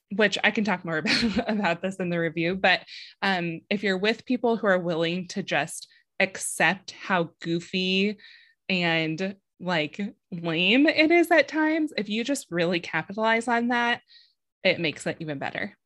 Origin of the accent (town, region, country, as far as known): San Diego, California, United States; born or raised there